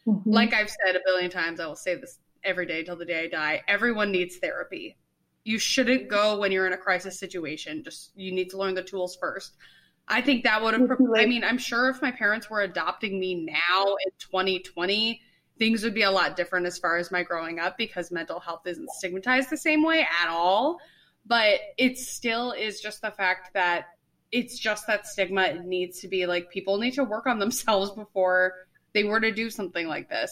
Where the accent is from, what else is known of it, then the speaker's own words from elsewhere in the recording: Northfield, United States; I'm from Northfield